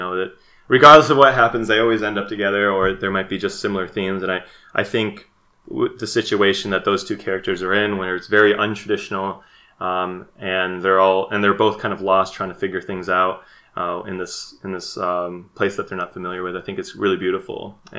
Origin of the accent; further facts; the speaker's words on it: Midwest, United States; And again, there might be some bias there too, because it takes place in the Midwest. I'm from the Midwest, and just kind of seeing that.